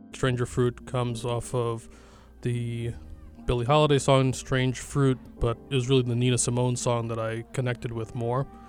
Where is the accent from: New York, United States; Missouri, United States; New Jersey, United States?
New York, United States; New York City; I'm an artist from Brooklyn, New York